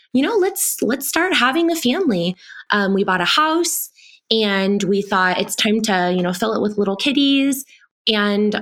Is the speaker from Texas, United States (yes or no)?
yes; Texas, United States; now in Colorado, United States; I am white, born and raised in Texas and then moved to Colorado